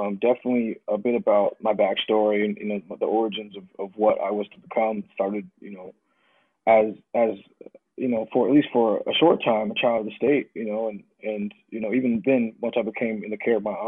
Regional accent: United States; I'm this American child

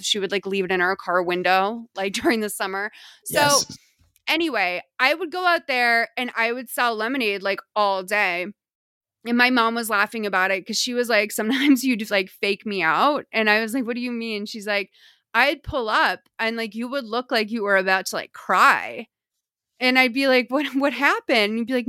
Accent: New England, United States; It's a really, really beautiful like feature of growing up in New England.

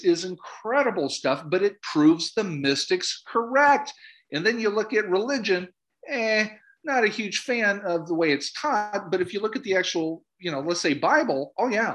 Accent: Minnesota, United States; I'm from Minnesota.

